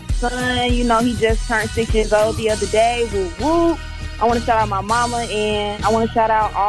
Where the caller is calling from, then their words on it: Louisville, Kentucky, United States; I'm calling from Louisville.